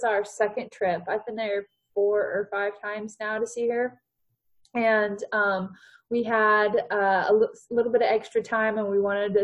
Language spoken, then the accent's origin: English; Port Angeles, Washington, United States; also born or lived in Kentucky; my mom moved me and my two sisters up to Washington State, to Port Angeles, Washington. And that's where I grew up.